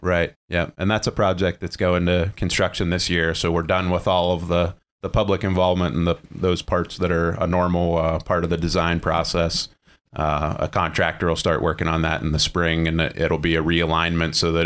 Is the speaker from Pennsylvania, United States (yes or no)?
yes; Ligonier, Pennsylvania, United States; grew up in Ligonier, Pennsylvania